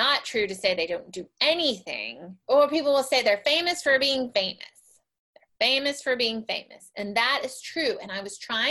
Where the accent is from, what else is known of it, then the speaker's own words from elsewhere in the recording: Little Rock, Arkansas, United States; also born or lived in Austin, Texas; So I am from Little Rock, Arkansas, and I live there now. I've lived a bunch of other places